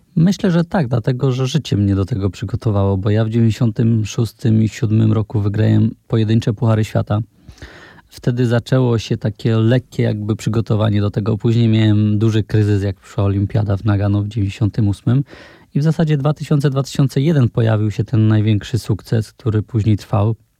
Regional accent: Poland; u nas w Polsce

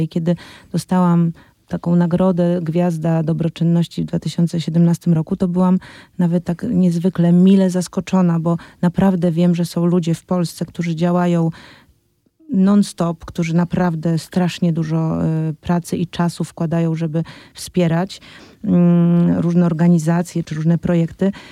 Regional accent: Poland; w kraju, w którym się urodziłam i w którym chcę żyć

